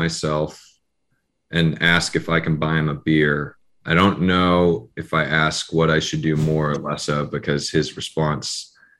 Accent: Mountain View, California, United States; I'm from like Mountain View, Los Altos area.

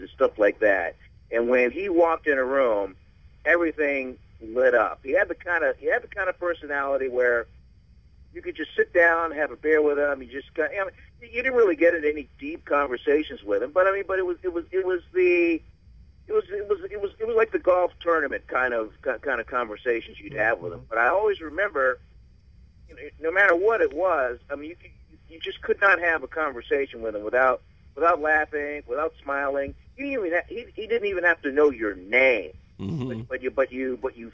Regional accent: Richmond, Virginia, United States; Arthur Ashe is from my hometown.

